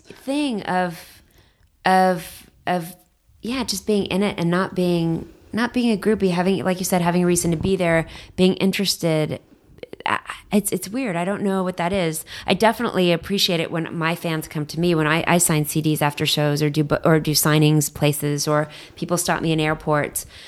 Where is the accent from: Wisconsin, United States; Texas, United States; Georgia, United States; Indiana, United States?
Texas, United States; Dallas; also born or lived in Bethesda, Maryland / San Francisco / San Diego; now in Los Angeles, United States; growing up in Dallas